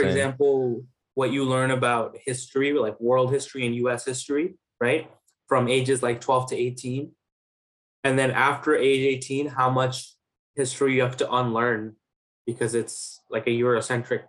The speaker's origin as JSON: {"language": "English", "town": "New York City", "region": "New York", "country": "United States", "tie": "born or raised there", "also_born_or_lived": "Bangladesh", "said": "I grew up in New York. Um, so I first uh, I'm from like Main Street Flushing"}